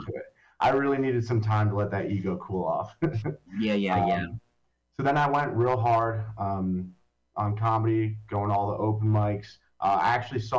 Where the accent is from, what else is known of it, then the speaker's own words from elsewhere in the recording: Long Valley, New Jersey, United States; now in Hoboken, United States; I grew up in Long Valley, New Jersey, which if anyone doesn't know where that is, it's in Morris County